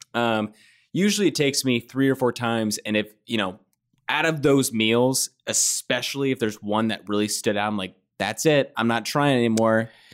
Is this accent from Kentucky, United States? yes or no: yes; Kentucky, United States; I'm from Kentucky.